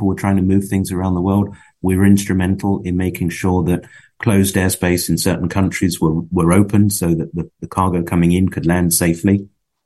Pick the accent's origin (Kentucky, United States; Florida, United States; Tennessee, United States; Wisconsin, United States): Florida, United States; West Palm Beach; moved away as an adult; also born or lived in Fort Lauderdale, Florida; now in Europe; I grew up in West Palm